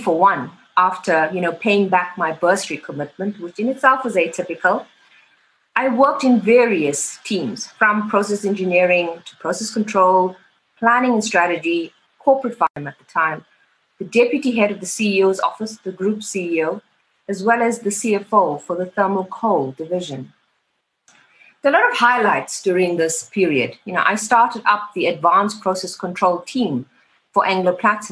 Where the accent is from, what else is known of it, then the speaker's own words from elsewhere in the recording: Phoenix, KwaZulu-Natal, South Africa; I grew up in Phoenix, a township in KwaZulu-Natal